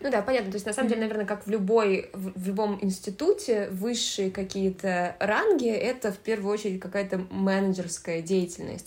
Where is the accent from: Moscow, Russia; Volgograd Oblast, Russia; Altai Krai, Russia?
Moscow, Russia; Я выросла в Москве